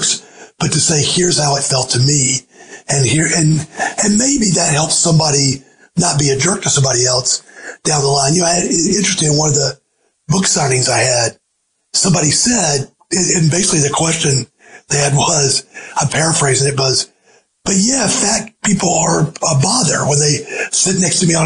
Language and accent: English; Georgia, United States; moved away; also born or lived in the Carolinas; in Georgia, but it was in my hometown